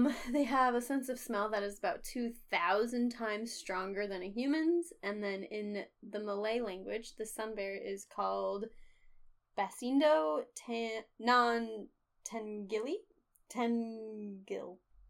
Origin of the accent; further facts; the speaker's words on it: United States; I'm very American